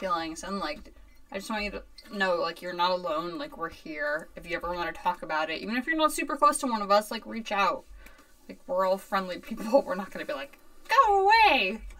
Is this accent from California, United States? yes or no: no; Newtown, Connecticut, United States; born or raised there; also born or lived in Bethel, Connecticut